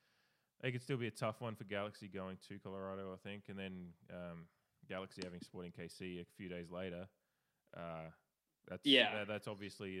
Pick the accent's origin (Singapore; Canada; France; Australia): Australia; Adelaide, South Australia; born or raised there